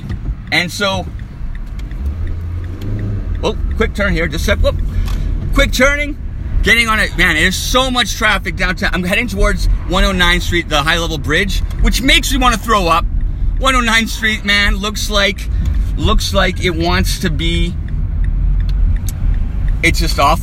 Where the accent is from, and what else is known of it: Edmonton, Alberta, Canada; born or raised there